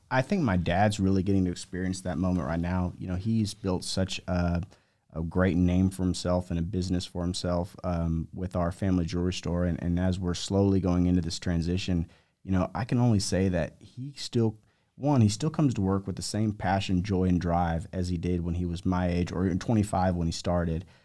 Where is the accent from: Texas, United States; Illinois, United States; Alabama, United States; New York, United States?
Texas, United States; Amarillo; moved away as an adult; also born or lived in Lubbock, Texas / Southern California / Vail, Colorado / Aspen, Colorado; I grew up in Amarillo